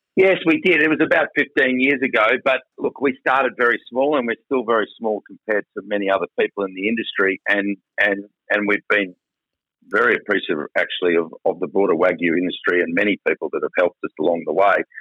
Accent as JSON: {"language": "English", "area": "South Burnett", "region": "Queensland", "country": "Australia", "tie": "born or raised there", "also_born_or_lived": "Mount Isa", "said": "I was born in Mount Isa and yeah. grew up on a farm in the South Burnett."}